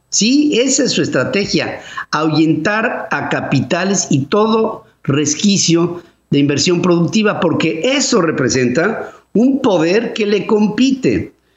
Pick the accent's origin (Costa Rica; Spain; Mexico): Mexico